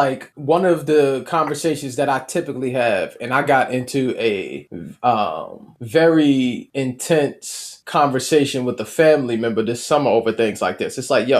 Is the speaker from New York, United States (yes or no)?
yes; New York City, New York, United States; also born or lived in Mount Vernon, New York; growing up in Mount Vernon, growing up in the Bronx, New York